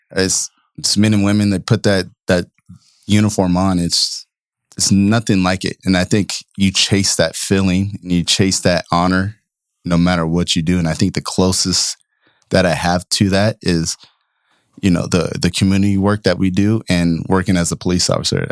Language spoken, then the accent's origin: English; Oakland, California, United States; growing up in Oakland in, uh, ninety-eighth and East fourteenth